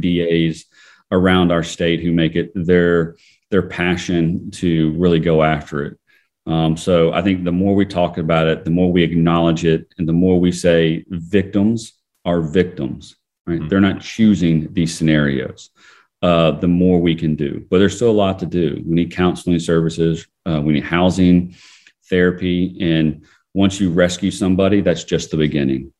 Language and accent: English; Fayette County, Georgia, United States; growing up in, in Fayette County, Georgia